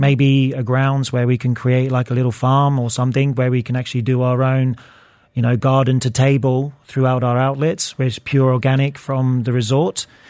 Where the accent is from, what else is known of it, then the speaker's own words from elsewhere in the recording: Luton, East of England, United Kingdom; I grew up in Bedfordshire, Luton